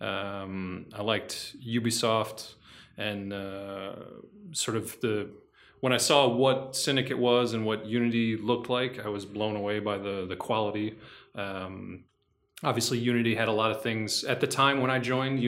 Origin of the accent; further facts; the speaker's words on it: United States; moved away as an adult; now in Quebec, Canada; I'm from the United States.